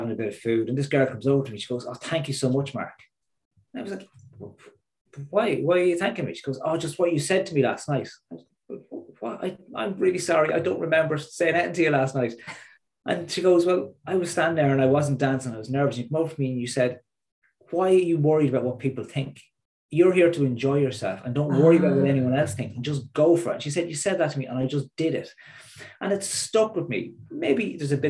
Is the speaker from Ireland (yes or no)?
yes; Midlands, Ireland; moved away; also born or lived in East Coast, north of Dublin; I'm from the Midlands. I'm from a part of the country that time moves slower.